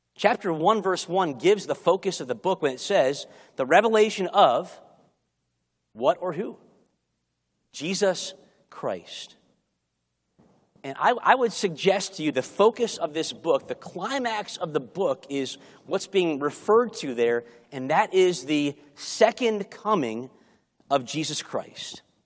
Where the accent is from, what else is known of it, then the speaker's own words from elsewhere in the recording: Chicago, Illinois, United States; moved away; I grew up in Chicago, and learning to drive in Chicago